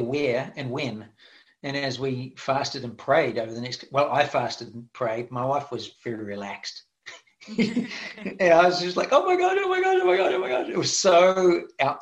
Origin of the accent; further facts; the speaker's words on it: New Zealand; now in Redding, United States; I'm originally from New Zealand